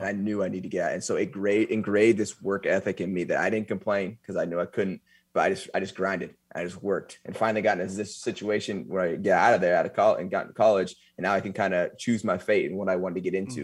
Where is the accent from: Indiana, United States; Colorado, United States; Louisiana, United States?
Colorado, United States; Eaton; Eaton, Colorado